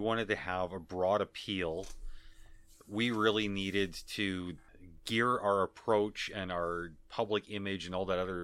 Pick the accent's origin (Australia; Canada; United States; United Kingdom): Canada; accent: Canadian; I am Canadian. Certain words I started pronouncing differently, though I know that my Canadian accent has bled through on a number of occasions